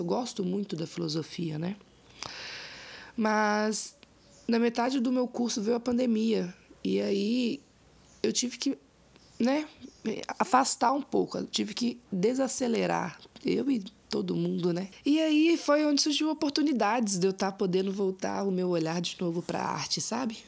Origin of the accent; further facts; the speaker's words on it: Ouro Preto, Minas Gerais, Brazil; also born or lived in Mariana, Minas Gerais; nasci em Mariana, Minas Gerais, mas os meus pais, né, me criaram em Cachoeira do Campo, que é um distrito de Ouro Preto.